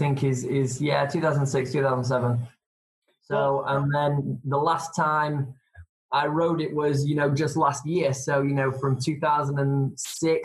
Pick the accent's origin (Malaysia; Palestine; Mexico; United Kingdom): United Kingdom; England; I'm from England